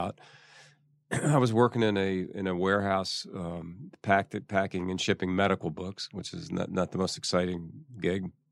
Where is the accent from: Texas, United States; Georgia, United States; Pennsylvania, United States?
Pennsylvania, United States; Philadelphia; moved away; also born or lived in New York; I grew up in Philly